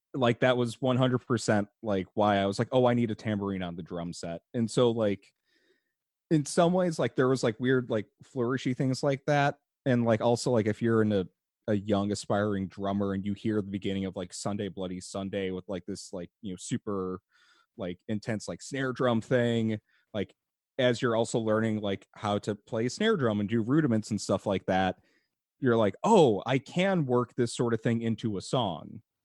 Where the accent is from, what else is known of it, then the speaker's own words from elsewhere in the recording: Chicago, Illinois, United States; I am from the Chicago area. I live in Chicago currently.